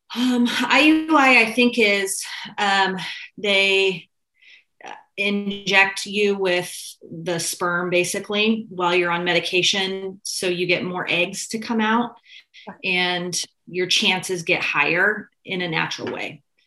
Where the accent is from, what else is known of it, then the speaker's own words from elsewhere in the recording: Santa Rosa, California, United States; also born or lived in Petaluma; I grew up in Santa Rosa.